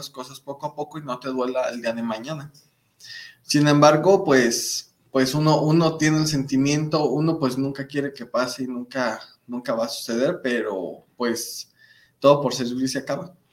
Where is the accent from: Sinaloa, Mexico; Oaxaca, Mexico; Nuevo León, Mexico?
Nuevo León, Mexico; Monterrey; Porque somos como buenos regios.